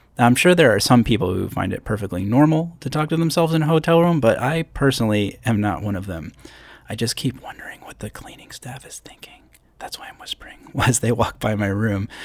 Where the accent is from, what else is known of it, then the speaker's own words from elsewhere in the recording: Schenectady, New York, United States; So I grew up in upstate New York, not near the Canadian border, but actually a small city called Schenectady.